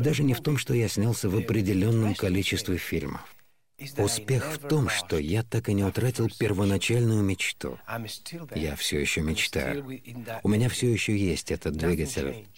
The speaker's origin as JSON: {"language": "Russian", "region": "Andalusia", "country": "Spain", "said": "я из Андалусии"}